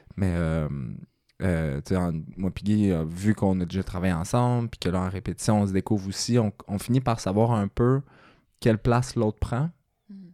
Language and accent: French; Mansonville, Quebec, Canada; moved away; je viens de, de Mansonville. euh, fait c'est la campagne, 800 euh, habitants à peu près